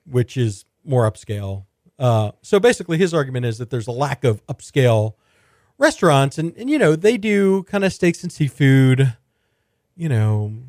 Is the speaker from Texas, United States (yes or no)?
yes; Houston, Texas, United States; I'm a native Houstonian